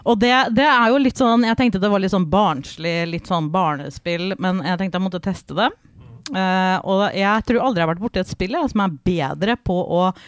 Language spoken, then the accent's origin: Norwegian; Fredrikstad, Østfold, Norway; fra Fredrikstad